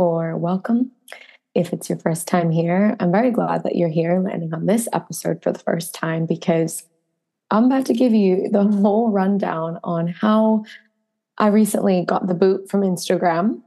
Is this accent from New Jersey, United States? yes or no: yes; New Jersey, United States; also born or lived in southwest of Western Australia; now in Western Australia, Australia; I come from New Jersey. I come from pretty, pretty hectic winters and a lot of snow